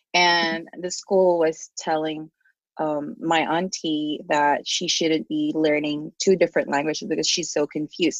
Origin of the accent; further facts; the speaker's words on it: Philippines; English is a second language; now in United States; the people that I grew up with, especially in the Philippines